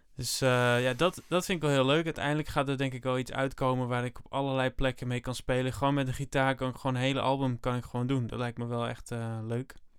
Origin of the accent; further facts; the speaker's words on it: Netherlands; ik ben Nederlander, ik kom uit Nederland, ik blijf wel in Nederland.